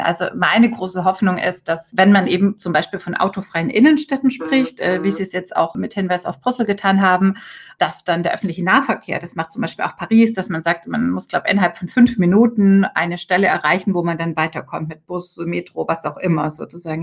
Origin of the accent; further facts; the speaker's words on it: Rhineland, Germany; bei uns im Rheinland